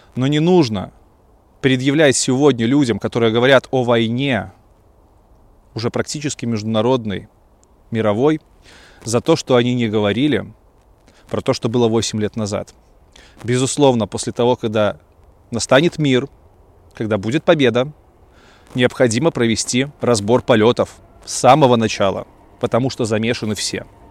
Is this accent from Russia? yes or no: no; Belarus; moved away as an adult; also born or lived in Kyiv, Ukraine; как истинный белорус